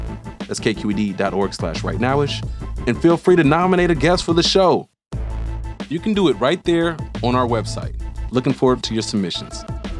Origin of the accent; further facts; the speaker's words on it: Oakland, California, United States; I spent a lot of time in my childhood growing up in the Dubs as well, right, in that Fruitvale neighborhood.